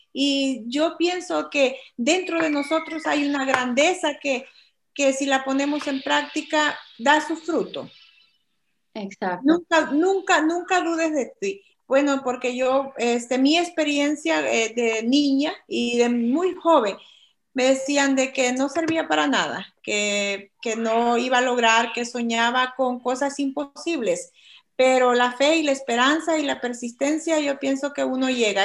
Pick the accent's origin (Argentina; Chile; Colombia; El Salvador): El Salvador; moved away as an adult; now in United States; soy de El Salvador y actualmente vivo en los Estados Unidos.